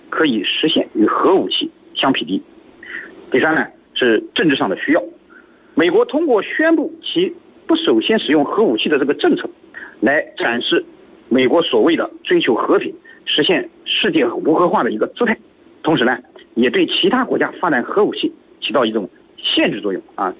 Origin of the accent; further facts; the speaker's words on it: China; 我们中国人